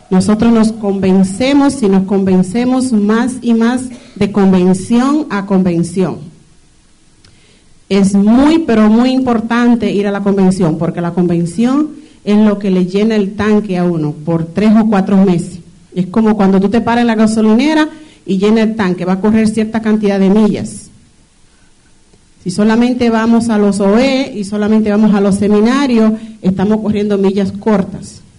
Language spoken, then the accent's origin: Spanish; Dominican Republic; lo poquito que le puedo hablar es que soy dominicana, ya todos saben.